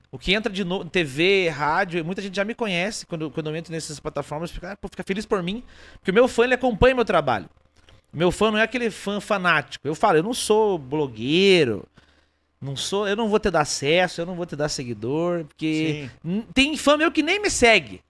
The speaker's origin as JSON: {"language": "Portuguese", "region": "interior of Paraná", "country": "Brazil", "also_born_or_lived": "Rio Grande do Sul", "said": "Eu sou do interior do interior do Paraná"}